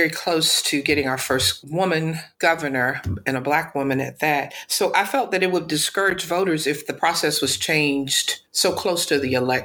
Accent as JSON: {"language": "English", "town": "Daphne", "region": "Alabama", "country": "United States", "tie": "born or raised there", "moved": "yes", "lives_now": "Atlanta, United States", "said": "born and raised in Daphne, Alabama, been in Atlanta now for quite some time"}